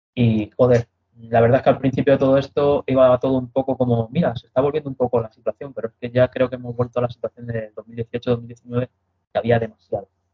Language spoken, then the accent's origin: Spanish; Madrid, Community of Madrid, Spain; yo soy madrileño, ¿vale? Yo he nacido en Madrid